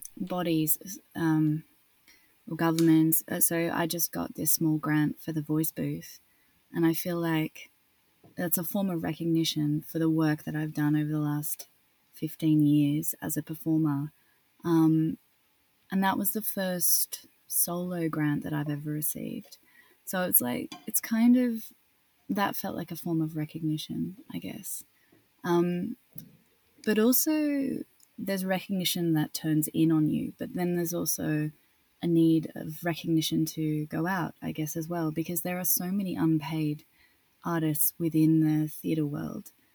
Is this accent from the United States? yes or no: no; Australia; accent: Australian; moved away as an adult; also born or lived in Paris, France / London, United Kingdom; I'd sort of experienced being Australian